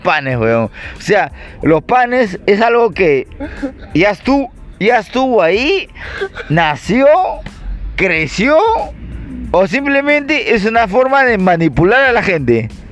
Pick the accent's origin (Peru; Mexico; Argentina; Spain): Peru